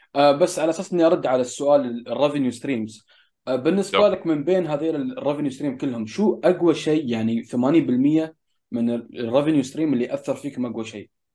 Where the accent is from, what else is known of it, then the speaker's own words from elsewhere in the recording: United Arab Emirates; هنا عندنا في الامارات